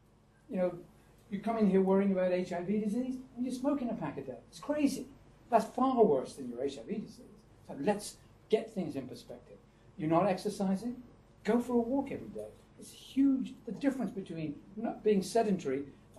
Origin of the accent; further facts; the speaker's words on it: United Kingdom; accent: British; moved away; I talk to them with my British accent